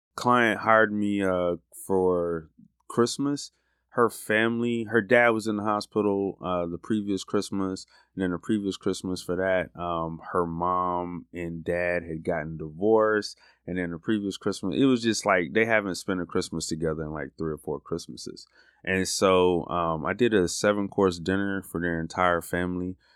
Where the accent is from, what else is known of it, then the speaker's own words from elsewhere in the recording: Florida, United States; now in Birmingham, United States; I'm from Florida